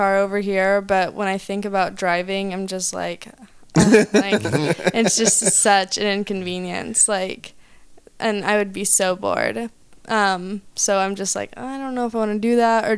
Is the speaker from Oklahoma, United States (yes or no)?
yes; Oklahoma, United States; moved away as an adult; also born or lived in Chatsworth, Los Angeles / Del Rey, Los Angeles; now in Los Angeles, United States; I am from Oklahoma